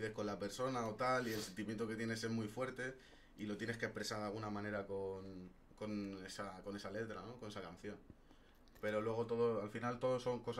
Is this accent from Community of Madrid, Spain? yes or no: yes; Madrid, Community of Madrid, Spain; Sí, soy español de aquí. ¿De {S1} Madrid, Madrid? {S0} De Madrid